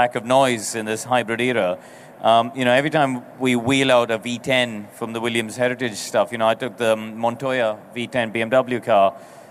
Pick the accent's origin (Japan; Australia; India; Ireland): India; I come from India